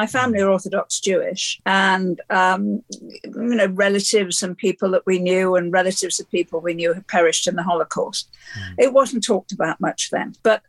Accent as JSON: {"language": "English", "town": "Liverpool", "region": "North West England", "country": "United Kingdom", "tie": "born there", "said": "And I was born in Liverpool just after the Second World War, a city that had been flattened by the bombs."}